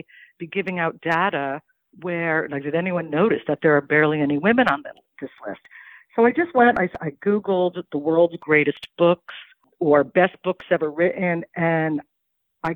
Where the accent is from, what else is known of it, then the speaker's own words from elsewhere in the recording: Cincinnati, Ohio, United States; moved away; also born or lived in Greenwich Village, New York; When I was growing up in Cincinnati